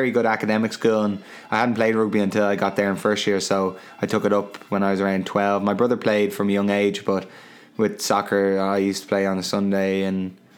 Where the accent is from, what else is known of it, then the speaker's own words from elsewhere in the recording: Dublin, Leinster, Ireland; I'm from Terenure, I try to say I'm from Crumlin, the tough area